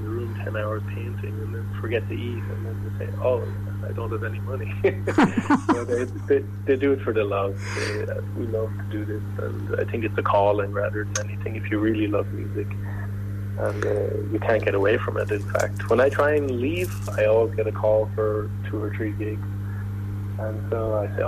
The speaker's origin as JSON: {"language": "English", "town": "Moate", "region": "Westmeath", "country": "Ireland", "also_born_or_lived": "Berlin, Germany", "moved": "yes", "lives_now": "Zurich, Switzerland", "said": "I'm from Moat, the fine metropolis of Moat."}